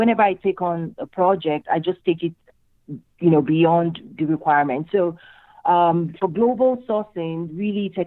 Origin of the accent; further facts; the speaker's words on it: Nigeria; moved away as an adult; also born or lived in Michigan, United States; now in United States; I'm originally from Nigeria in West Africa